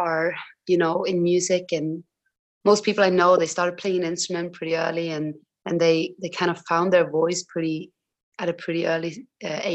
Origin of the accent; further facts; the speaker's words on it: Tromsø, Troms, Norway; now in London, United Kingdom; I'm from Tromsø, which is even further north.